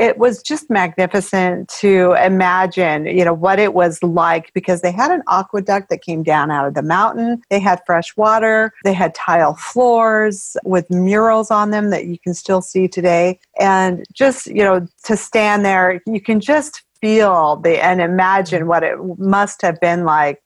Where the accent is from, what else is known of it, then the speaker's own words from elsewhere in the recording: Alaska, United States; also born or lived in California; I was brought up in Alaska, and that was after I was born in California